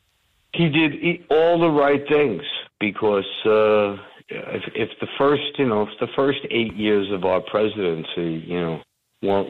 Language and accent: English; Union City, New Jersey, United States; moved away; where we grew up in Hudson County and Union City and Bergen County there